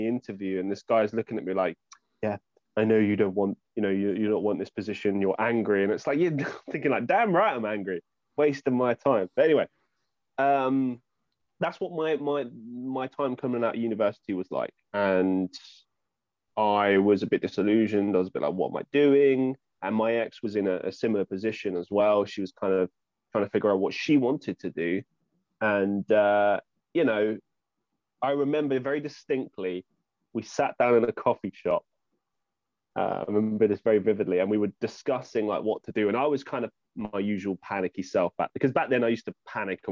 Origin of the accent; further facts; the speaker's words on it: London, United Kingdom; moved away as an adult; also born or lived in Egham; now in Estonia; I grew up in Northwest London, in the suburbs